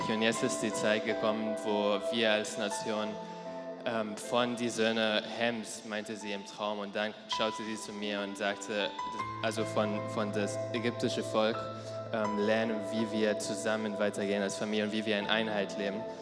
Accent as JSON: {"language": "German", "region": "Berlin", "country": "Germany", "said": "was der Herr gerade auch uns als Berliner vor allem halt wirklich betonen will."}